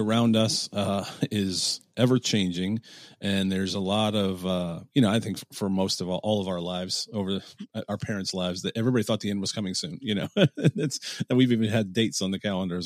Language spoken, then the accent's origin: English; Bedford, Ohio, United States; now in Columbus, United States; I'm a native Clevelander, and we live in Columbus, Ohio